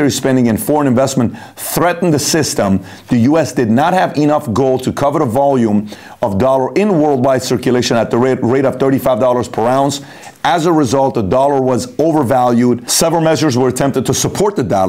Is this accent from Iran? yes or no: yes; Iran; I'm from Iran.